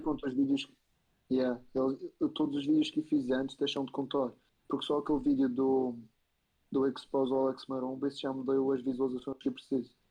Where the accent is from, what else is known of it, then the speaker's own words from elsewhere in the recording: Madeira, Portugal; moved away as an adult; now in Spain; Madeira, eu sou da Madeira.